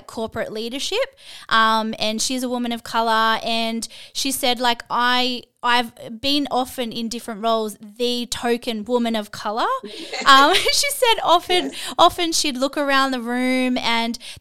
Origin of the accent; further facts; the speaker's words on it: Australia; me growing up in Australia